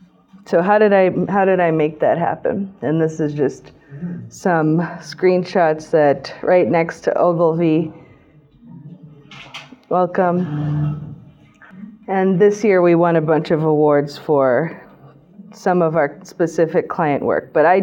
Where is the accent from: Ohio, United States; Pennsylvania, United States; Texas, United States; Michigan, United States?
Ohio, United States; Cleveland; moved away as an adult; also born or lived in Boston / China; now in Thailand; I grew up in Cleveland, Ohio, and I went to school in Boston, and then I moved to China shortly after graduating from university in 2012.